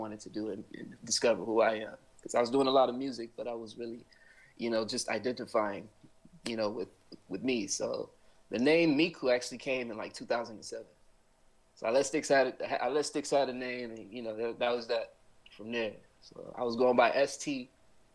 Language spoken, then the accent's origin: English; Inglewood, California, United States; I was born and raised in Inglewood.